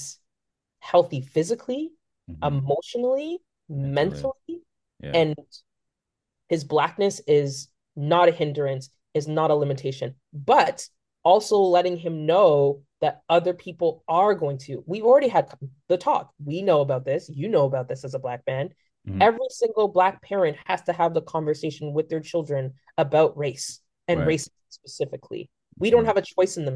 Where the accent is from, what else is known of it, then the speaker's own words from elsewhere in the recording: Aurora, Ontario, Canada; I grew up in Aurora